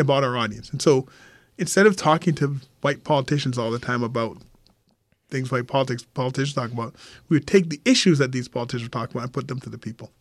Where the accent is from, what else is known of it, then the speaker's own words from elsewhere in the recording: Montreal, Quebec, Canada; I grew up in Montreal